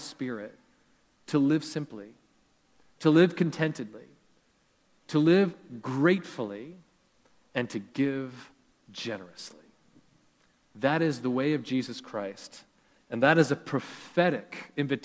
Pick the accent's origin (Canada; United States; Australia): Canada; growing up in Canada